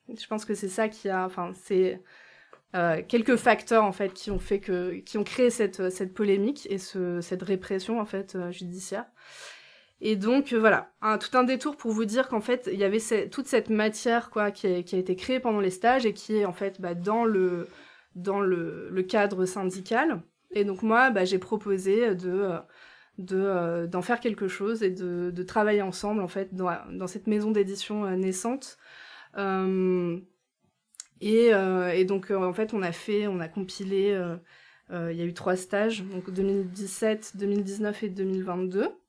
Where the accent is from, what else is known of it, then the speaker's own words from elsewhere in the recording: Lille, Hauts-de-France, France; moved away; j'ai grandi euh, à Lille